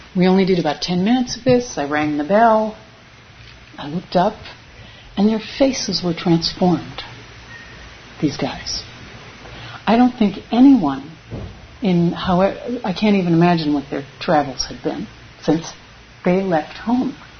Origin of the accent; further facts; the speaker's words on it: United States; moved away; I am from America. I was an immigrant like them